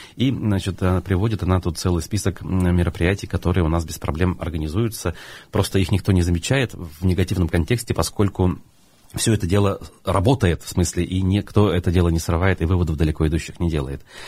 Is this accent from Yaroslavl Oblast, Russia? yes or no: no; Baltachevsky District, Bashkortostan, Russia; Я как выходец из Болтачевского района, который как минимум три года там прожил, в старшей школе, учился